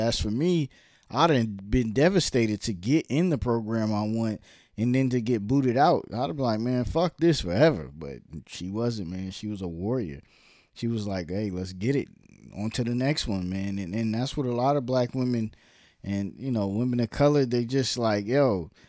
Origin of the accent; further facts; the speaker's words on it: Brooklyn, New York, United States; also born or lived in Harlem / Virginia / New Jersey; I was born in Brooklyn, lived in Brooklyn, then lived in Harlem, then lived in Virginia, then lived in New Jersey, then lived back in Virginia